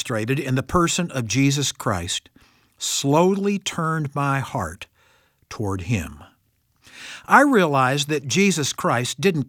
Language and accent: English; Missouri, United States; I come from Missouri, the show-me state.